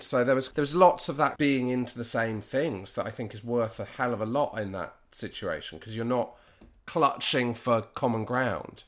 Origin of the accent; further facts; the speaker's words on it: Dartmoor, South West England, United Kingdom; also born or lived in Bristol; I grew up in Br, Bristol f, to the age of three and a half, and then we moved to Dartmoor.